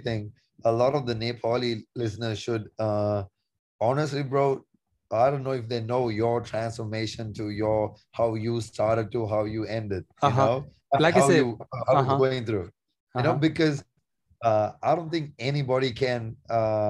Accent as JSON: {"language": "English", "country": "Sri Lanka", "tie": "born or raised there", "moved": "yes", "lives_now": "United States", "said": "growing up in Sri Lanka"}